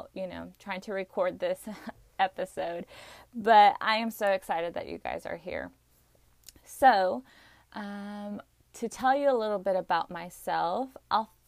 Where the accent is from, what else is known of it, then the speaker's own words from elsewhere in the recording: Arkansas, United States; I was born and raised here in Arkansas. I still live here